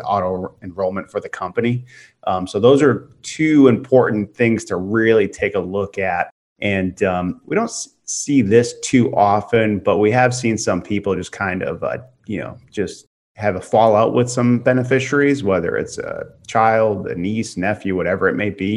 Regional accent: Massachusetts, United States; moved away; I'm from Massachusetts. My parents have a house up there

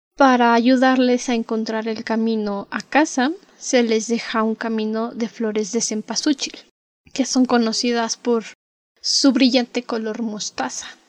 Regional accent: Mexico; also born or lived in Mexico City; somos mexicanos

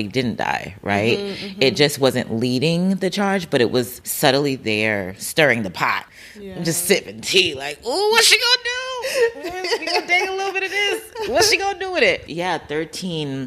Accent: New Jersey, United States; also born or lived in Brooklyn, New York; I had a bigger family around me until I was 9, and then we moved from Brooklyn to Jersey.

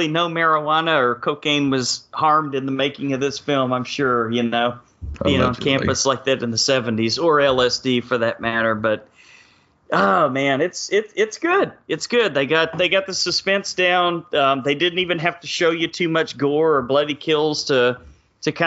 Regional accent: Texas, United States; growing up in Texas

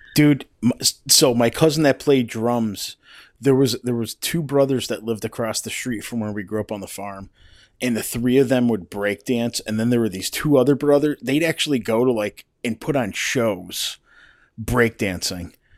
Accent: East Coast, United States; growing up on the East Coast

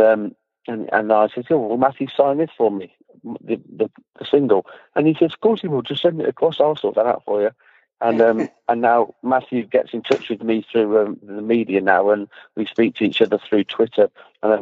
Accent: Leamington Spa, West Midlands, United Kingdom; my hometown, Leamington Spa

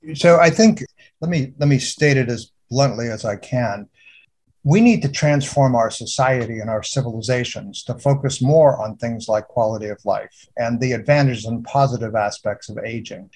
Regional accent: United Kingdom; moved away; I'm British. I was born in the UK

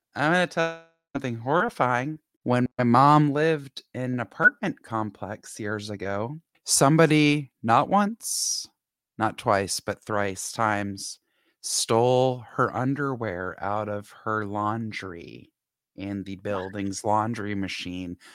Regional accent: Atlanta, Georgia, United States; moved away; growing up in Atlanta

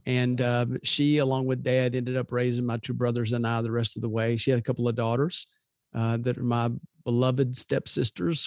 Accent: Louisville, Kentucky, United States; now in Birmingham, United States; I grew up in Louisville, and I love that city.

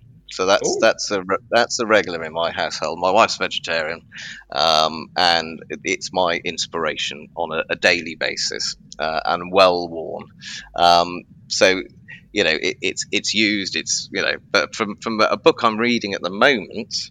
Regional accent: Hereford, West Midlands, United Kingdom; moved away; I'm from Hereford originally.

